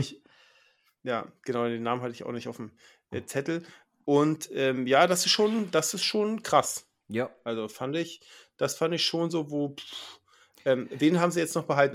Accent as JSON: {"language": "German", "region": "Schleswig-Holstein", "country": "Germany", "said": "Bei uns in Schleswig-Holstein"}